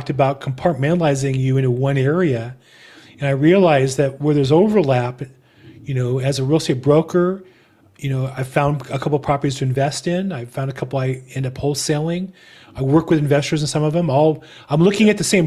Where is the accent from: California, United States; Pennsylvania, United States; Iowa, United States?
California, United States; I'm from California